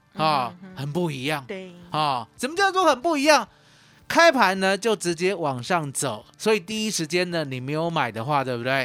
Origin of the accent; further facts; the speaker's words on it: Yonghe, New Taipei, Taiwan; moved away; also born or lived in Kaohsiung; 我是台北来的，对。哦，新北永和